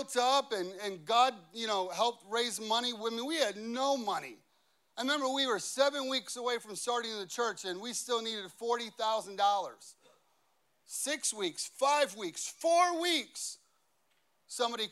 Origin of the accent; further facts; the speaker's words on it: Chicago, Illinois, United States; now in Cincinnati, United States; I grew up in Chicago